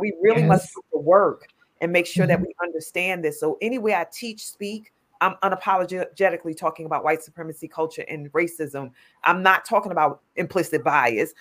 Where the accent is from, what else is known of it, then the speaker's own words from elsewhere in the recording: New York City, New York, United States; I'm a New Yorker